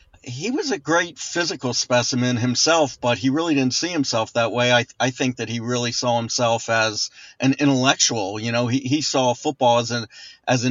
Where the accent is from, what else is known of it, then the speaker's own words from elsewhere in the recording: Baltimore, Maryland, United States; I was born in Baltimore, and when I was growing up, the Colts were like gods in this city